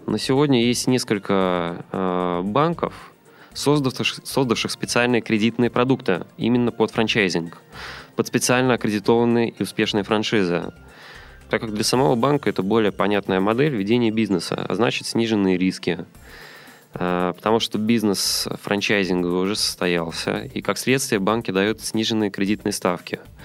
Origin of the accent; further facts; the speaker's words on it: Saint Petersburg, Russia; moved away as an adult; now in Moscow, Russia; Сам я родом из Петербурга